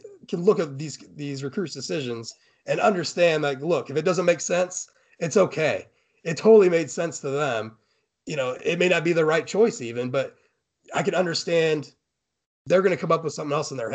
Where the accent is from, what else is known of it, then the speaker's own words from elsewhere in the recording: Fort Wayne, Indiana, United States; I'm from Fort Wayne